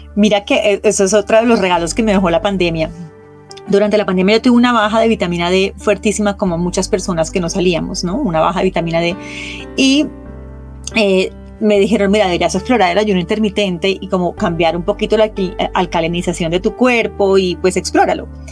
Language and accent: Spanish; Colombia; moved away; yo viví tanto tiempo fuera de Colombia que para mí mi café era un ritual que me acercaba a mi tierra